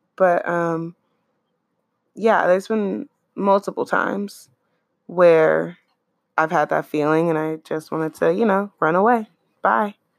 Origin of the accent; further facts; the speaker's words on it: Oakland, California, United States; I'm from Oakland